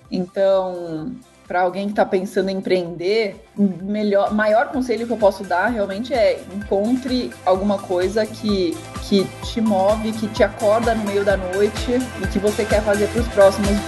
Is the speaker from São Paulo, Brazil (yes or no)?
yes; São Paulo, Brazil; also born or lived in Zurich; Eu, na verdade, eu sou brasileira e suíça, né? Eu cresci entre São Paulo e Zurique, morei metade da minha vida nos dois lugares, e aí fui fazer faculdade fora.